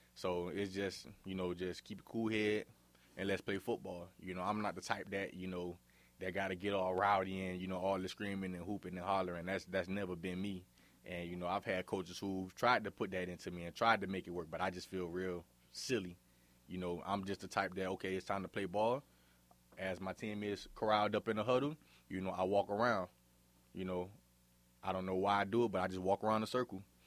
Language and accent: English; Miami, Florida, United States; now in Forest City, United States; growing up in Miami, I, I had a pretty good life